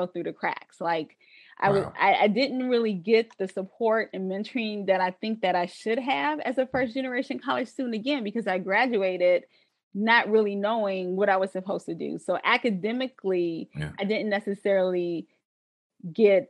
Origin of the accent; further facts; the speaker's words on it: Westland, Michigan, United States; I came again from Wayne Westland Schools